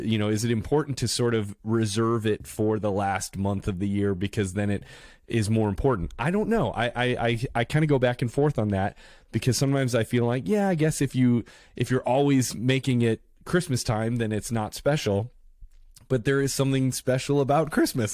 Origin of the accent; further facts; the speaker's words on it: Carol Stream, Illinois, United States; also born or lived in New York City; now in Los Angeles, United States; I'm originally from Chicago, Illinois, uh, from, uh, the suburb of Carroll Stream